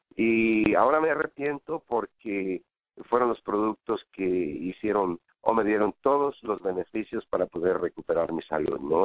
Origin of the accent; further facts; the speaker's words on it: Mexico; now in United States; como mexicano pues nos hace falta siempre